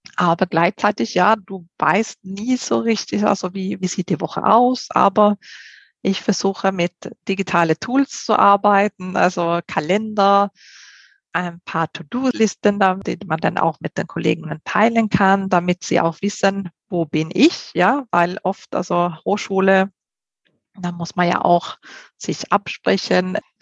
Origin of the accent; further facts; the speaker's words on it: Sweden; German is a second language; moved away as an adult; also born or lived in Spain; now in Germany; ich komme ja ursprünglich aus Schweden bin mit einem Spanier verheiratet und äh, lebe jetzt her seit 20 Jahren in Deutschland